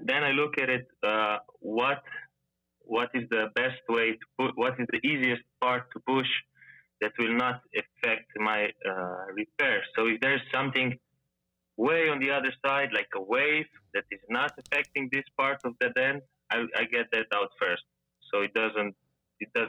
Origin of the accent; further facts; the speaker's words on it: Slovenia; I'm from Slovenia